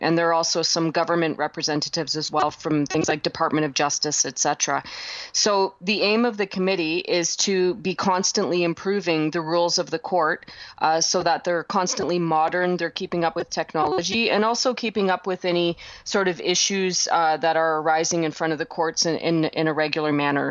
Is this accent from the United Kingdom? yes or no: no; Canada; I'm a Canadian